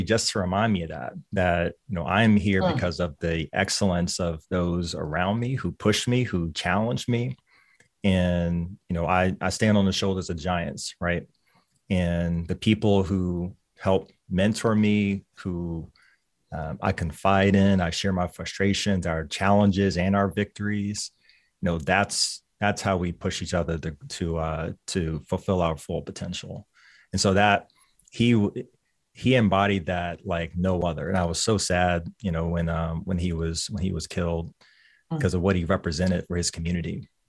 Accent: Lynchburg, Virginia, United States; Lynchburg, Virginia.

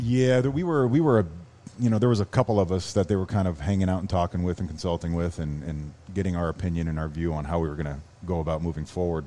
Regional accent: Canada; moved away; also born or lived in Miami; being a Canadian kid we never really traveled

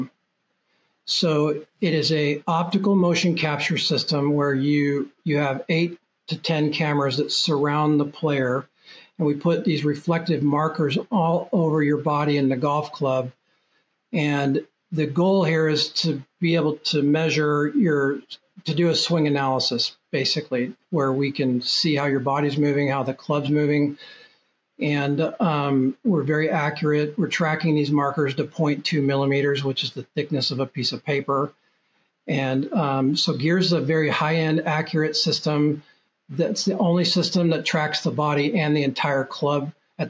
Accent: Portland, Oregon, United States; I'm from Portland, Oregon

